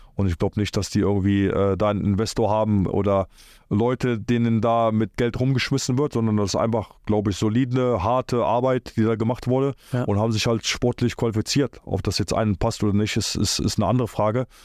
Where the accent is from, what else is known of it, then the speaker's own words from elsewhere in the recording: Cologne, North Rhine-Westphalia, Germany; also born or lived in Poland; Köln, Köln ist so meine Heimat